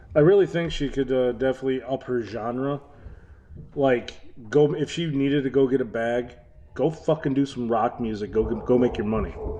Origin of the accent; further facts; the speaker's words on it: Detroit, Michigan, United States; also born or lived in Florida / Novi, Michigan; I'm an eight-mile kid. That means I grew up off of many different cities off of eight mile.